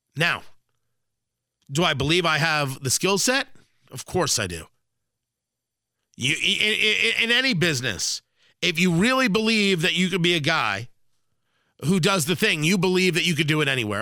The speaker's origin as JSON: {"language": "English", "region": "New Jersey", "country": "United States", "tie": "born or raised there", "also_born_or_lived": "Brooklyn, New York", "moved": "yes", "lives_now": "Indianapolis, United States", "said": "I was born in Brooklyn. I grew up in Jersey. I live in Indianapolis"}